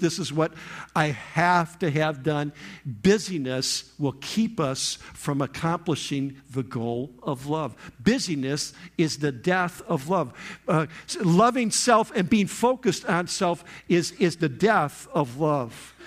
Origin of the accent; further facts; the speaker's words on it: Michigan, United States; moved away; I'm from Michigan, that's where I came from